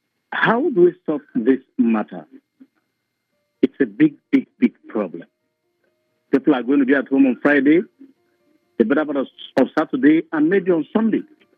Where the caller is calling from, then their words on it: Lagos, Nigeria; I'm calling you from Lagos.